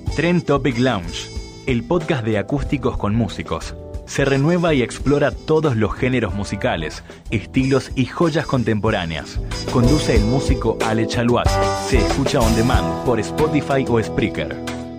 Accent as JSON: {"language": "Spanish", "country": "Argentina", "said": "desde chicos como folclore argentino"}